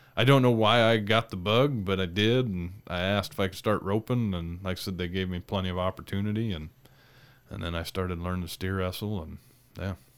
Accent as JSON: {"language": "English", "town": "State Center", "region": "Iowa", "country": "United States", "tie": "born or raised there", "moved": "yes", "lives_now": "North Dakota, United States", "said": "where my sister and I grew up in State Center, Iowa."}